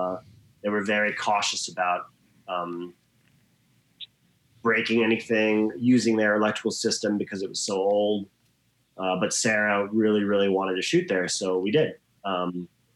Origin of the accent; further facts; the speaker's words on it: Australia; moved away as an adult; also born or lived in Hawaii, United States / New York, United States; I grew up in Hawaii and Australia. I'm half Australian, half American. I lived in Australia till I was about 21, 22.